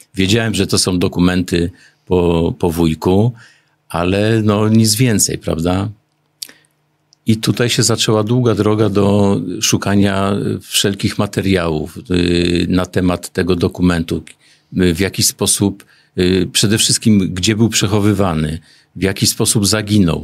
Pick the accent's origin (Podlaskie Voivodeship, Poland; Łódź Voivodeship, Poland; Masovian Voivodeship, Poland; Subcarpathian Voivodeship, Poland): Łódź Voivodeship, Poland; Głowno; Jestem regionalistą z Głowna